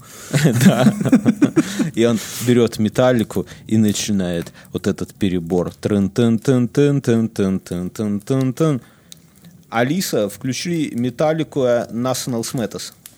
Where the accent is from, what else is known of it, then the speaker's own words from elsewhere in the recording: Belarus; мы все белорусы